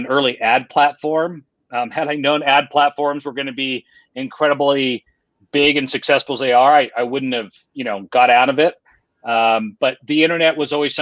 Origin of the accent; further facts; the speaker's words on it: Lake Tahoe, California, United States; now in Utah, United States; I grew up in another pretty place. I grew up in Lake Tahoe, California.